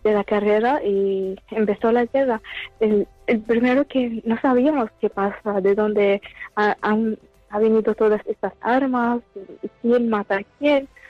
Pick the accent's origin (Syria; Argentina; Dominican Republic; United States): Syria; now in Barcelona, Spain